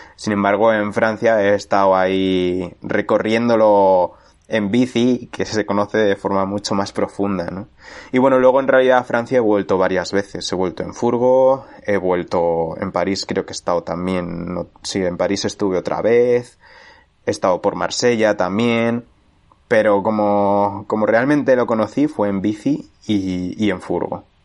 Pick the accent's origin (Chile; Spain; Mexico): Spain; moved away as an adult; also born or lived in London, United Kingdom; yo que había vivido toda la vida en mi pueblo de 500 habitantes